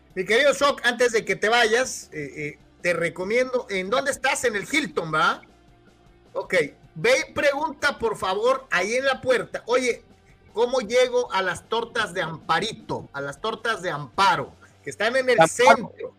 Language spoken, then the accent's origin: Spanish; Guadalajara, Jalisco, Mexico; moved away; also born or lived in the US–Mexico border; hasta Guadalajara, Jalisco. Mi tierra